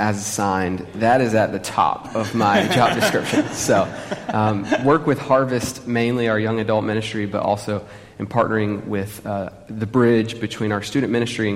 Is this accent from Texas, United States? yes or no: no; Huntsville, Alabama, United States; moved away as an adult; also born or lived in Birmingham, Alabama; now in Washington, D.C., United States; I'm from Huntsville, Alabama